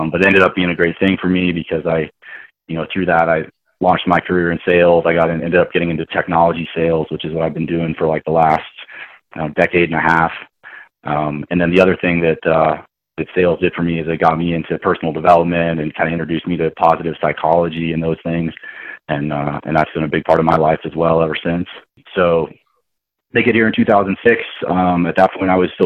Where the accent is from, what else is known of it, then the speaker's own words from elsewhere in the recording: Boston, Massachusetts, United States; now in Centennial, Colorado, United States; born and raised in Boston, Massachusetts